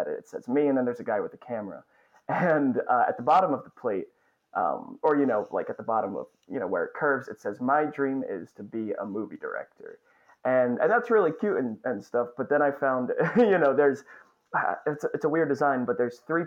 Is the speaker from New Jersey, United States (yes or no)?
yes; Northern New Jersey, United States; moved away as an adult; also born or lived in Astoria, Queens, New York; now in Queens, New York, United States; I grew up in Northern New Jersey.